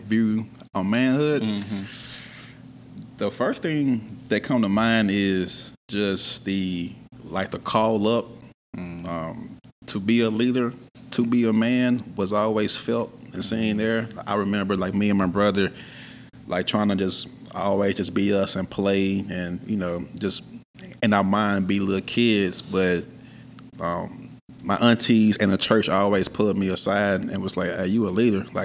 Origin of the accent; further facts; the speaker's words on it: Memphis, Tennessee, United States; I'm born and raised in Memphis, Tennessee